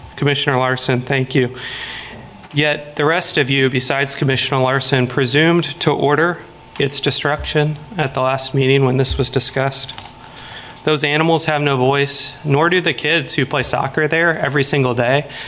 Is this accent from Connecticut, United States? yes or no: no; Lawrence, Kansas, United States; I am from Lawrence originally